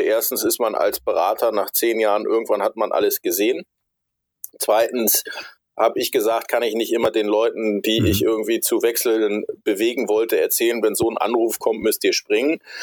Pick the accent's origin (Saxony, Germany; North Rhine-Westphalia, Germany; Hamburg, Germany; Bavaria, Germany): Hamburg, Germany; Bin aus Hamburg, bin Hamburger, bin hier bis auf meine Zeit äh, bei der Bundeswehr und zum Studium nie so richtig wirklich weggekommen.